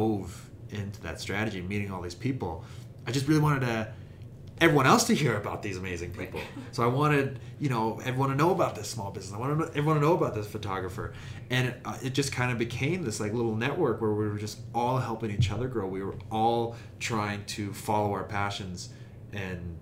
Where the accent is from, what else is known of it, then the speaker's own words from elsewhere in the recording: Calgary, Alberta, Canada; also born or lived in Sweden; I'm from Calgary